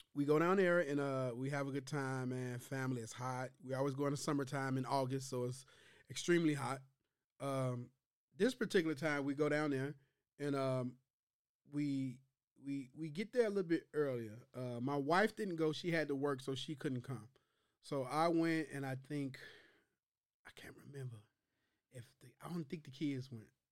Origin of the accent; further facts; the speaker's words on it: Chicago, Illinois, United States; I'm from Chi Town